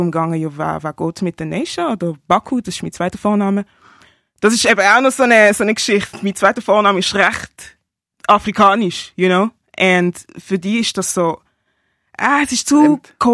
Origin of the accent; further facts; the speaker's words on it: Basel, Basel-Stadt, Switzerland; Ich bin von Basel, ich bin auch in Basel aufgewachsen, also in der Stadt aber jetzt wohne ich vom Land.